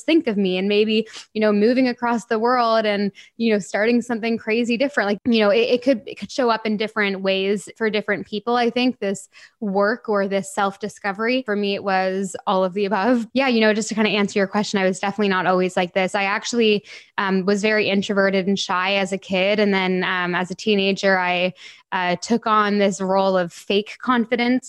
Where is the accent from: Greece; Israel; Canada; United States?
Canada; moved away as an adult; now in England, United Kingdom; I would have just moved to England in January, and I was born and raised in Canada.